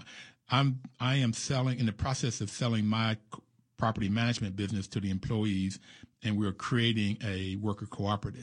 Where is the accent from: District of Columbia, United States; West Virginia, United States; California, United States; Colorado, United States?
West Virginia, United States; moved away; I grew up in West Virginia